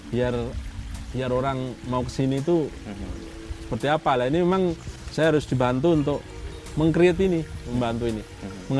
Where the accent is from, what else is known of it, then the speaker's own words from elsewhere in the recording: Blora, Central Java, Indonesia; born there; kita dilahirkan di Blora ini Blora ini terkenal sebagai kota pensiunan.